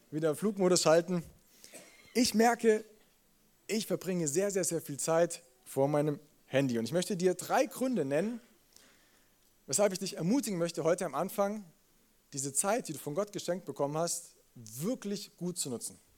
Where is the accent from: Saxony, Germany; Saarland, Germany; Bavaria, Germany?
Bavaria, Germany; Munich; als Münchner fühle ich mich in einem Brauhaus sofort wohl.